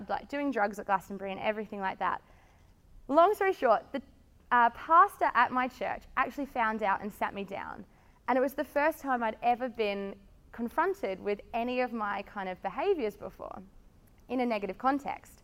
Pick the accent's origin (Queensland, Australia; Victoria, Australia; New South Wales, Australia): Victoria, Australia; Melbourne; I'm from Melbourne, and I studied marketing at high school, at uni, went to high school down the Mornington Peninsula